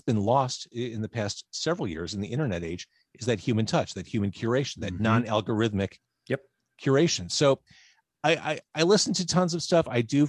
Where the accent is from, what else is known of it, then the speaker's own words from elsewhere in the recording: Chicago, Illinois, United States; I was born Edgewater Hospital in Rogers Park.